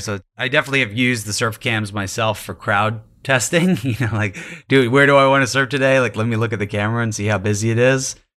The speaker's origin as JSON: {"language": "English", "region": "New York", "country": "United States", "tie": "born or raised there", "said": "growing up in New York"}